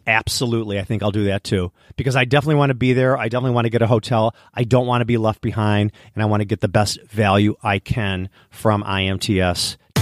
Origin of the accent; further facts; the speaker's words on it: Midwest, United States; we're from the Midwest